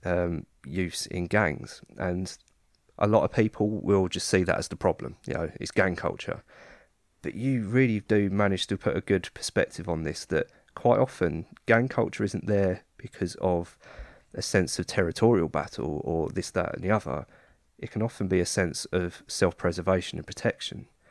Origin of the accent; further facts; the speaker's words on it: Kent, South East England, United Kingdom; I come from Kent